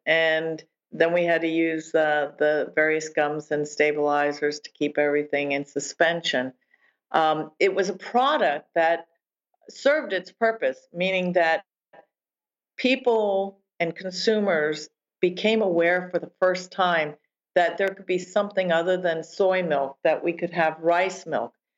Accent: New Jersey, United States; I grew up in New Jersey

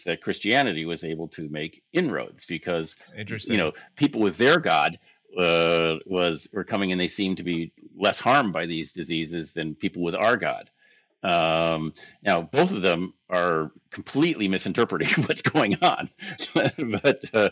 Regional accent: United States; We're American tourists

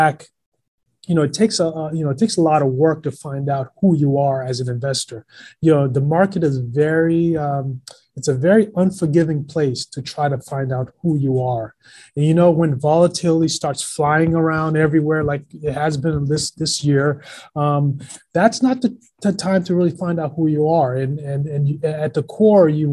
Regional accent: Boston, Massachusetts, United States; I grew up in Boston

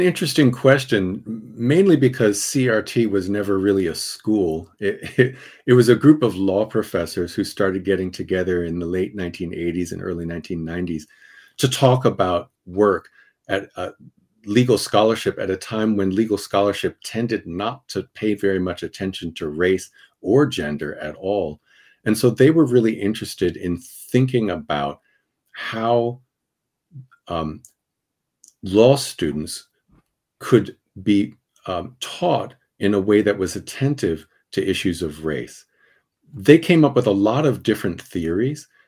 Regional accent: Princeton, New Jersey, United States; now in Kensington, United States; I, I come from Princeton, New Jersey

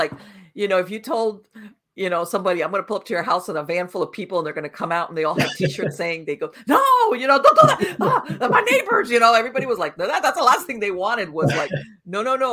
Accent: Miami, Florida, United States; now in North Florida, United States; I was born and raised in Miami, but I moved up to North Florida, and I live in a very rural area

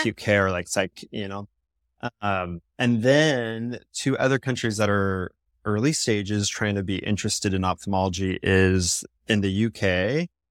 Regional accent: Seattle, Washington, United States; moved away as an adult; also born or lived in Virginia; I'm from Seattle, West Coast, and I'm in a school in Virginia

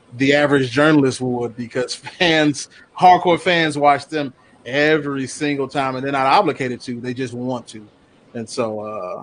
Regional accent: Chicago, Illinois, United States; I'm born and raised on the South Side

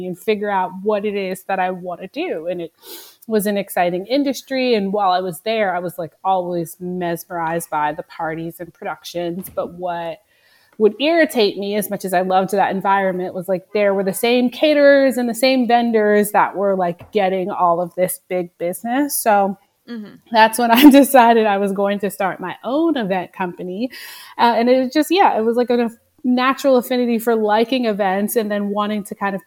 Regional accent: Nanuet, New York, United States; now in New York City, United States; I grew up in Rockland County, New York, in this small town called Nanuet.

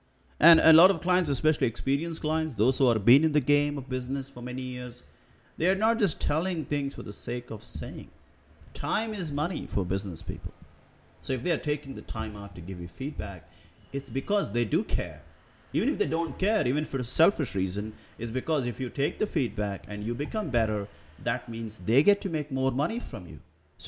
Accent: India; English is a second language; But at the same time, I am aware that English is not my primary birth language. I'm from India. I spent the first 15 years to 20 years mostly speaking the regional languages.

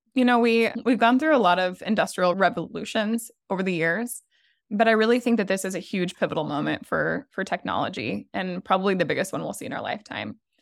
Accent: Nebraska, United States; also born or lived in Texas / New Orleans; now in Charlotte, United States; I'm actually originally from small town Nebraska

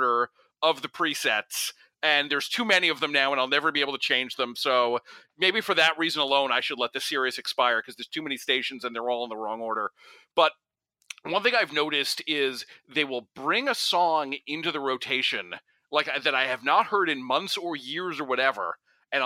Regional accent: New Jersey, United States; I'm from New Jersey

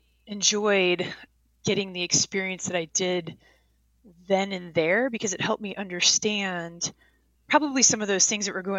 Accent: Boulder, Colorado, United States; also born or lived in upstate New York; now in Missoula, United States; I grew up in Boulder, Colorado. I was born in upstate New York, but my family moved to Boulder, Colorado

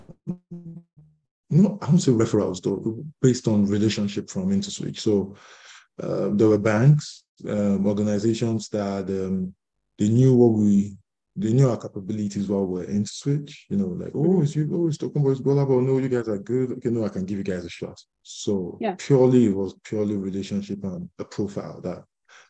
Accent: Lagos, Nigeria; I'm from Lagos, Nigeria

